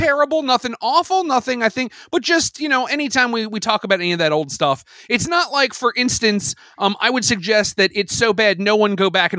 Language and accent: English; United States